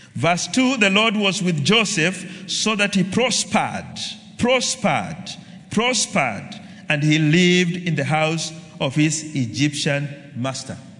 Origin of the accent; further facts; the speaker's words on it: Kenya; I'm a Kenyan